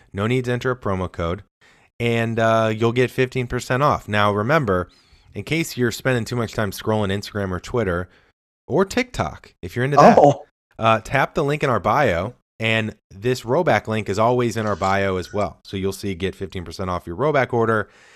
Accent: Midwest, United States; now in California, United States; I'm from the Midwest

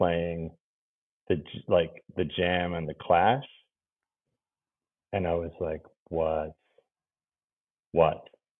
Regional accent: New York, United States; You know, and I can say I'm from New York. It's where I'm born, and my parents both grew up in the Bronx, but I'm a soft suburban kid

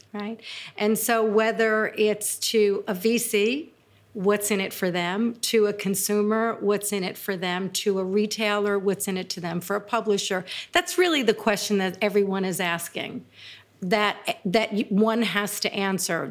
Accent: New York City, New York, United States; I grew up in Brooklyn

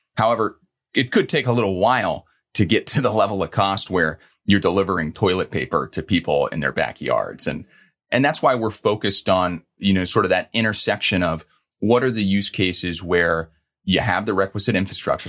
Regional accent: Louisville, Kentucky, United States; now in New York, United States; growing up in Louisville, Kentucky.

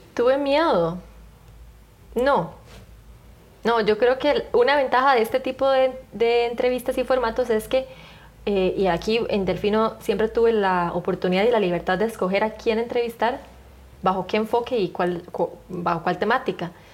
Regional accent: Costa Rica; yo crecí en la Costa Rica

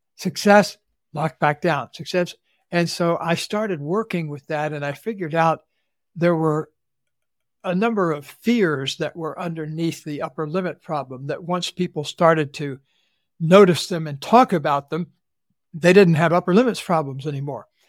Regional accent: Central Florida, United States; I grew up in the Deep South in Central Florida

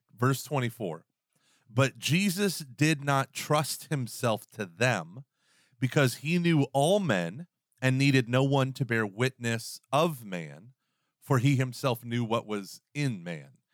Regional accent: the South, United States; I'm from the South

